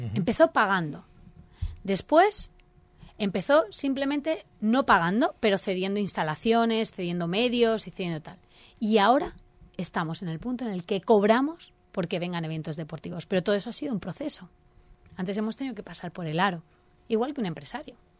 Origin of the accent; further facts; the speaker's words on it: Elche, Valencian Community, Spain; nuestro orgullo ilicitano nos dice que nuestra ciudad es maravillosa